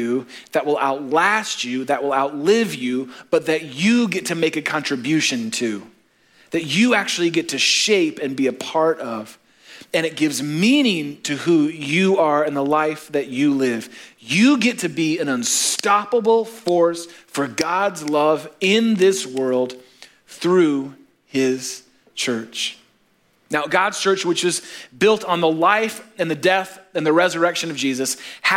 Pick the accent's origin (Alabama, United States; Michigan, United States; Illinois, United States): Illinois, United States; Chicago; we're from Chicago